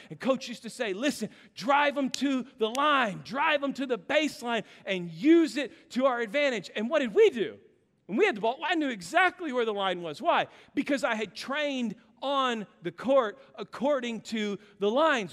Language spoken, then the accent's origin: English; Kansas, United States; I grew up in Kansas